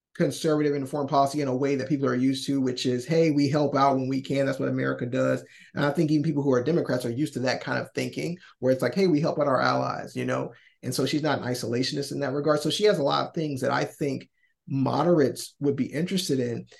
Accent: Alabama, United States; we're black people from Alabama

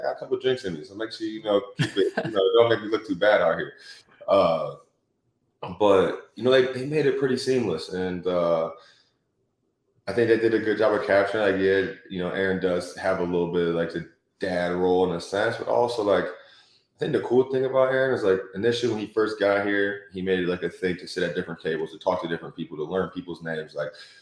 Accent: Detroit, Michigan, United States; moved away; I grew up in Metro Detroit

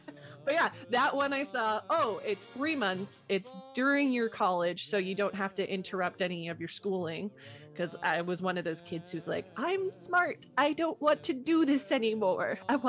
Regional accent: Canada; I'm like, but I'm Canadian. How does that work?

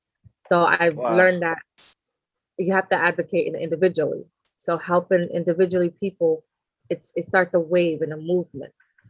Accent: New York City, New York, United States; also born or lived in Conakry, Guinea; So I was born in Guinea, Conakry. but raised in New York City.

